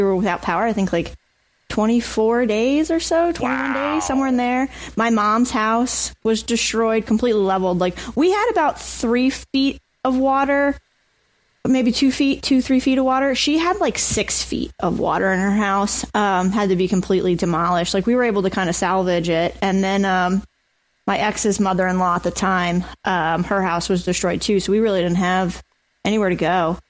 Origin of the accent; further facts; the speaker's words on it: New Jersey, United States; Awesome. I mean, you know, we have the beach.